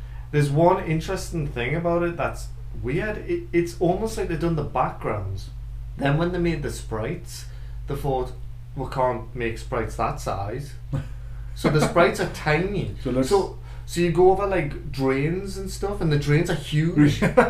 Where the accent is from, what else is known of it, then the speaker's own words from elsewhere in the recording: Longbenton, North East England, United Kingdom; where I come from, I grew up in Longbenton.